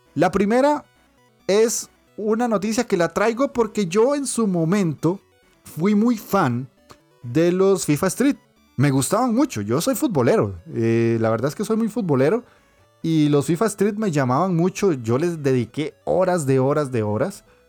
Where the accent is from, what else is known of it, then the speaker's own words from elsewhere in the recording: Costa Rica; yo soy obviamente de Costa Rica